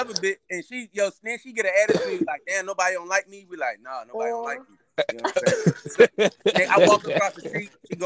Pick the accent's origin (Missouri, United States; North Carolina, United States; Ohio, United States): North Carolina, United States; moved away; also born or lived in Baltimore; I was raised in the Carolinas